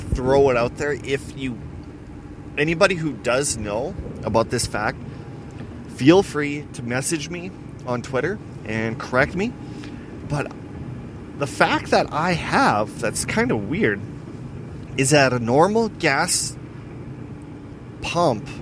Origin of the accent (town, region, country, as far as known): Weyburn, Saskatchewan, Canada; born or raised there